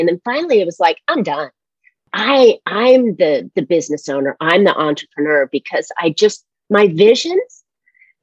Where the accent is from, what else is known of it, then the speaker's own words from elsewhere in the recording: San Francisco, California, United States; moved away as an adult; also born or lived in Seattle / North Carolina; now in California, United States; I was born in San Francisco